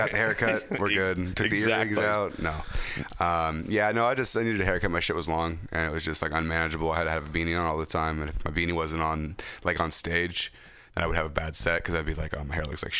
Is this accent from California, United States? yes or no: yes; Ripon, California, United States; I'm from Ripon, but Modesto is like it's same exact scenario. Like it's not like there's not a lot of diversity. It's a lot of just white people, white and Hispanic.